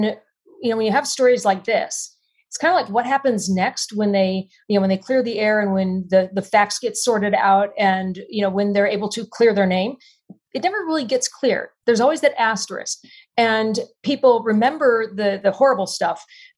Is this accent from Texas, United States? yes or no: yes; Texas, United States; You know, I'm in Texas and I grew up just outside Austin in a very small town.